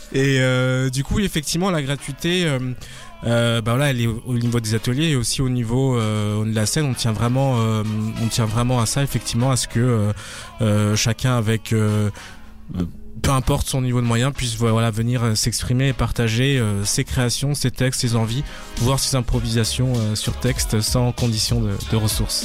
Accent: France; moved away as an adult; now in Brussels, Belgium; je suis français, installé à Bruxelles depuis 4 ans

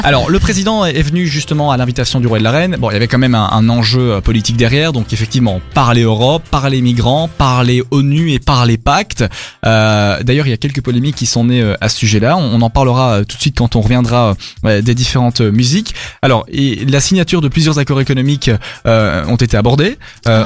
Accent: Belgium; chez nous en Belgique

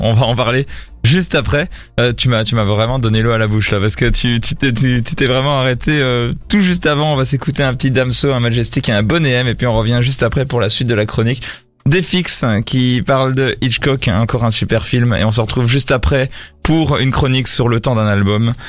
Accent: France; je suis français

